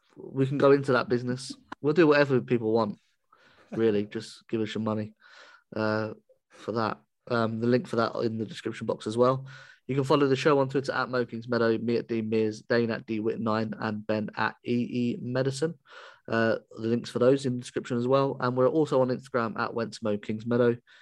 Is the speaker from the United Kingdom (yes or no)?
yes; England, United Kingdom; I'm English